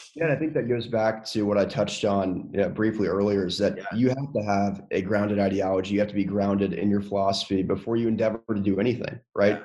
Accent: North Carolina, United States; a Southern kid that was born and raised in North Carolina

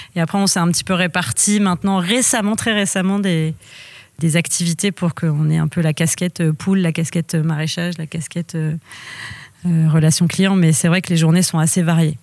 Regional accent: Lisieux, Normandy, France; moved away as an adult; also born or lived in Angers; alors moi je suis normande, je suis née dans le Calvados et j'ai grandi en Normandie à Lisieux jusqu'à jusqu'à mes 18 ans

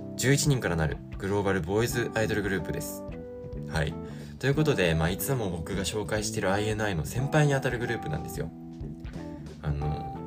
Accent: Sapporo, Hokkaido, Japan; moved away as an adult; now in Osaka, Japan; 僕が札幌で育ったからなんですけど

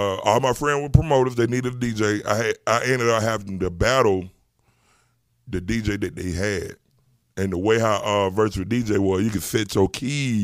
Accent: Atlanta, Georgia, United States; I grew up on the West Side. I'm the first person out of my family that didn't grow up in the projects

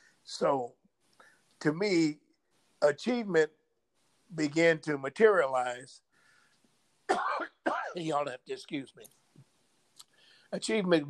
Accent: Los Angeles, California, United States; now in Desert Hot Springs, United States; I was raised in South Central Los Angeles, which was predominantly black

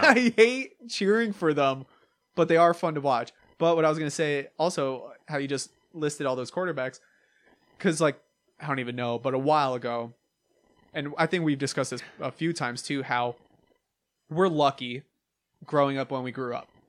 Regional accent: New York, United States; I'm from New York

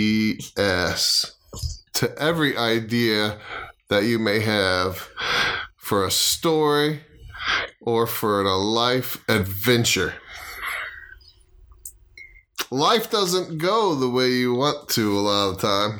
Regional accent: Florida, United States; moved away; I am from Florida

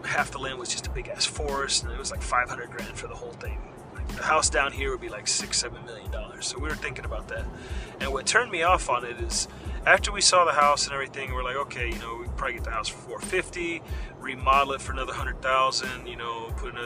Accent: Florida, United States; I'm from Florida

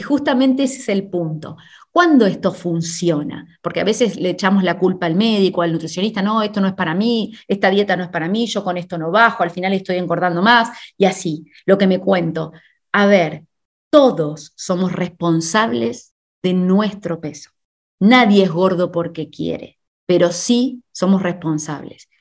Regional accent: Argentina; moved away; also born or lived in Spain; en mi país, en Argentina

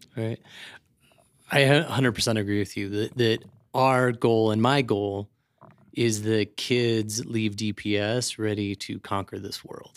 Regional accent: Aurora, Colorado, United States; moved away as an adult; also born or lived in Nebraska / Washington, D.C.; now in Denver, United States; I grew up in Aurora.

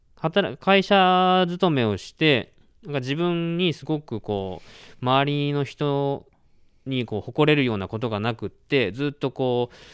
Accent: Fukuoka, Japan; moved away as an adult; also born or lived in Kagoshima; now in Mie, Japan; 福岡出身で大学で鹿児島に行き、うんうん、そこから、えー、なんていうのか新就職で三重県に来ました

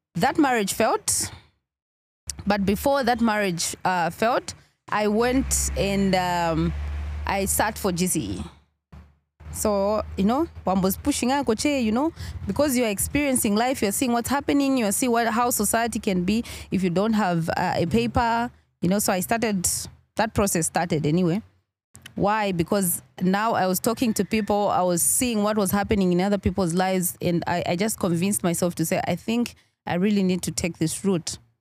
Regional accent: Kafue, Lusaka Province, Zambia; also born or lived in Chawama, Lusaka / Mkushi; growing up, I started, uh, school from Kafue

